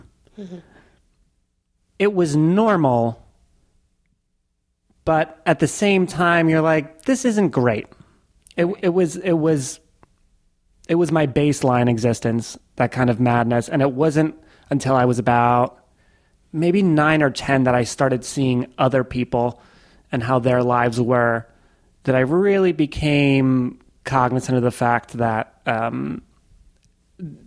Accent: Philadelphia, Pennsylvania, United States; also born or lived in Queens, New York; I kind of ended up in the general Philadelphia area. So did most of my growing up there

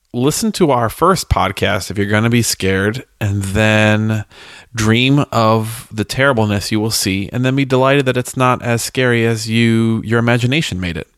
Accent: United States; we as Americans

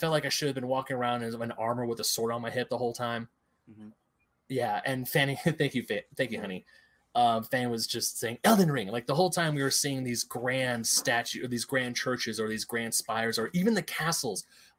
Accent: California, United States; we're from California.

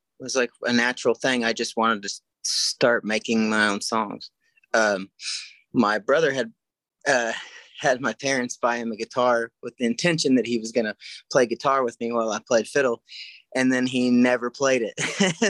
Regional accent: near Enid, Oklahoma, United States; about 45 minutes away from my hometown

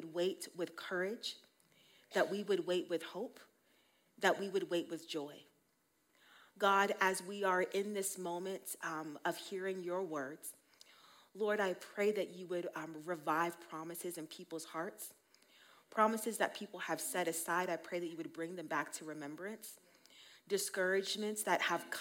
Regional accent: Colorado, United States; also born or lived in Utah; I was born and raised here in Colorado

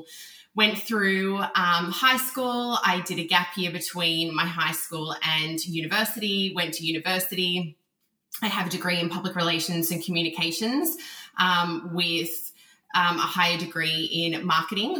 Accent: Canberra, Australian Capital Territory, Australia; I grew up actually in Canberra, which is the capital of Australia.

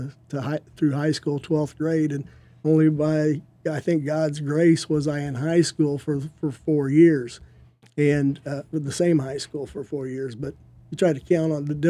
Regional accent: Illinois, United States; moved away; I'm not from around here. I was born and raised in Illinois

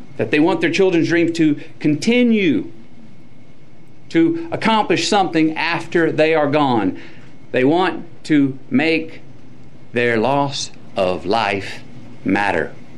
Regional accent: Uvalde, Texas, United States; my hometown of Uvalde

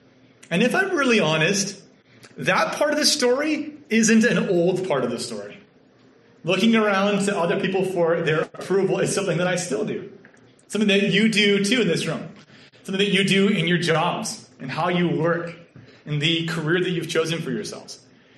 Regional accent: Canada; accent: Canadian; now in Kentucky, United States; And in my experience in Kentucky, I was mercilessly teased for being a Canadian and having a Canadian accent. It's pretty funny because, to be honest, I didn't know that I had a Canadian accent.

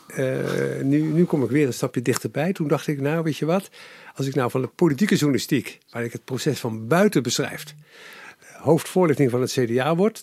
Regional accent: Capelle aan den IJssel, South Holland, Netherlands; ik ben geboren in Capelle aan de IJssel

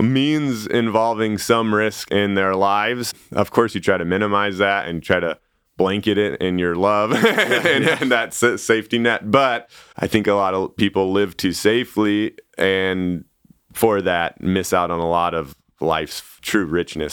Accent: Sandpoint, Idaho, United States; also born or lived in Siberia; I grew up in Idaho

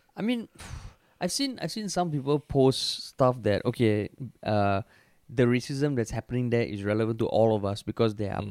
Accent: Singapore; as a Singaporean

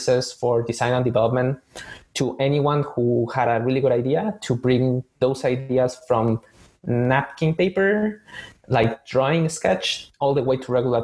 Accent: Mexico City, Mexico; moved away as an adult; now in Boston, United States; I'm originally from Mexico City, born and raised

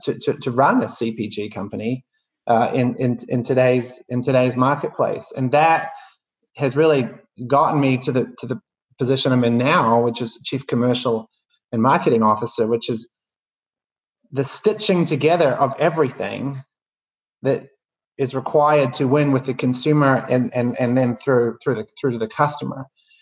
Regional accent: New Zealand; moved away; I you can probably tell by the accent, or I think it's softening, but I grew up in New Zealand, and you know, at a somewhat early age, realized that in a country of what was then 4 million people, you know, the opportunities were a little limited

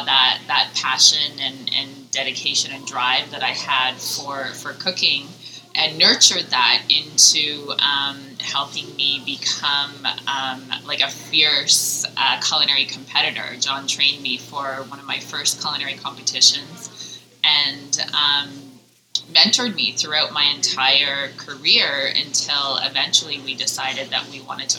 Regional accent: Calgary, Alberta, Canada; also born or lived in San Francisco / Germany; I grew up here in Calgary

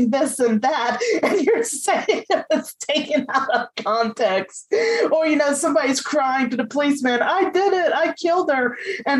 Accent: Virginia, United States; also born or lived in Indiana / Los Angeles; now in Kentucky, United States; I was born and raised in Virginia

